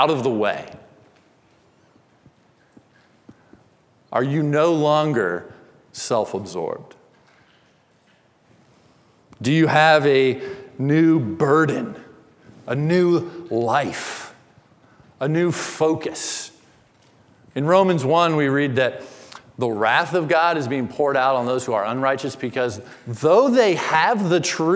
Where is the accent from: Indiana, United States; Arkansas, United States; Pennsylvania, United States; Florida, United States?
Indiana, United States; born or raised there